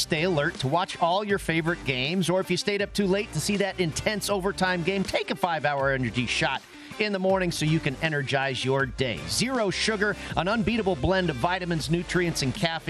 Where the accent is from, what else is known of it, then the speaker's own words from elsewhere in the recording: Bay Area, California, United States; I grew up in the Bay Area